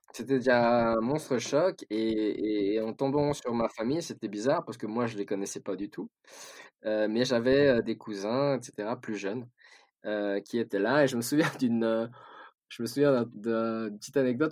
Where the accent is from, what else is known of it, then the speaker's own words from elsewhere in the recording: Switzerland; Moi, j'ai, j'ai grandi en Suisse.